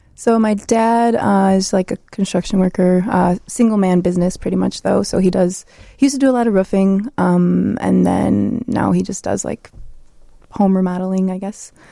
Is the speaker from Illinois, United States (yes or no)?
yes; Chicago, Illinois, United States; I am from Chicago. I grew up in Chicago, um, but my parents are from Poland, and they moved here in the seventies.